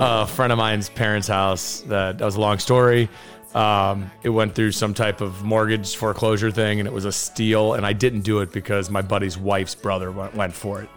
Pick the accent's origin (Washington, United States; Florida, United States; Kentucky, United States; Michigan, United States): Kentucky, United States; I'm from Kentucky.